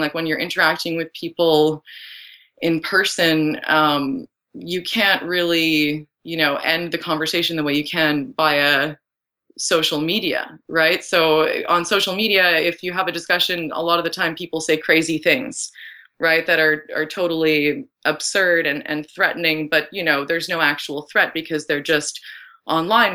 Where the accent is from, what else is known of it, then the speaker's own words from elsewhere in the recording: Ottawa, Ontario, Canada; I grew up in Ottawa